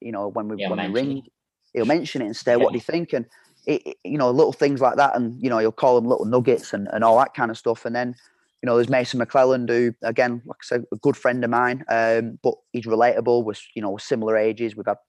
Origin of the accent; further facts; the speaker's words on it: United Kingdom; You know, we had a very good staff there, and we're all British lads, but we had our own backgrounds and we had our own beliefs and our own values.